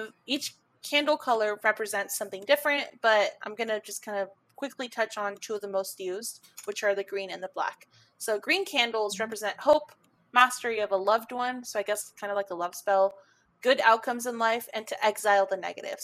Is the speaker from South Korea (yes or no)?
no; United States; Public school in America